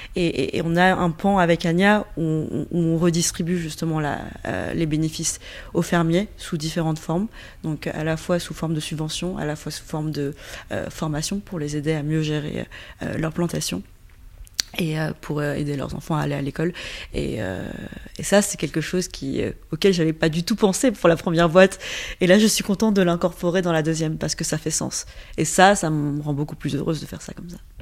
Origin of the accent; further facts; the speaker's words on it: Yunnan, China; now in Paris, France; je suis franco-chinoise, effectivement, je viens du Yunnan